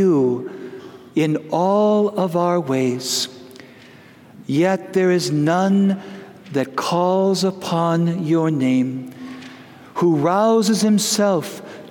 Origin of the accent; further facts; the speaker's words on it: Wisconsin, United States; moved away; I grew up in the Holy Land of Wisconsin